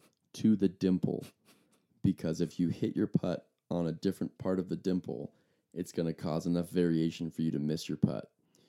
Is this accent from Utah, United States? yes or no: yes; Park City, Utah, United States; Growing up in Park City, Utah, I was friends with a guy named Searle.